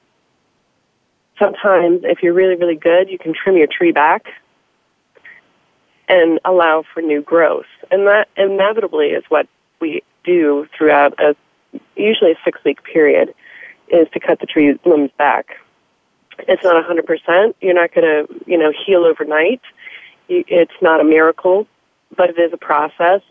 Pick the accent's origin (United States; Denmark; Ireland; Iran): United States; the South; Growing up in the South